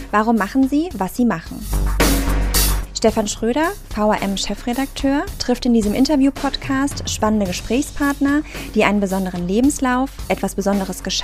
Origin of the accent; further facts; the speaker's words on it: Gemlik, Bursa, Turkey; also born or lived in Hannover / Frankfurt; now in Hanau, Germany; Oh, also ich komme aus der Türkei und bin von Gemlik, einem kleinen Städtchen am Marmara-Meer, nach Hannover verpflanzt worden. Und von Hannover bin ich über Frankfurt in Hanau gelandet.